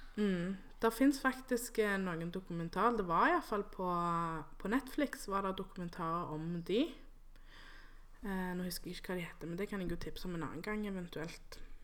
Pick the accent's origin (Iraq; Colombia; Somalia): Colombia; also born or lived in Santa Marta (family roots); now in Norway; jeg er jo fra Colombia, og så har jeg um, røtter i Karibien